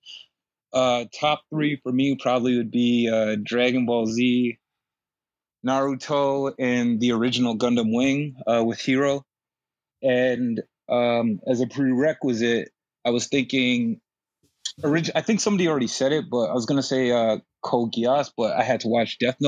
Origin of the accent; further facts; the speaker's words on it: Toronto, Ontario, Canada; I'm from Toronto